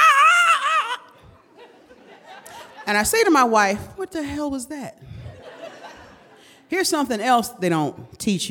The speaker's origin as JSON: {"language": "English", "town": "Detroit", "region": "Michigan", "country": "United States", "tie": "born or raised there", "said": "I was raised in Detroit in the 70s and the 80s when it mattered"}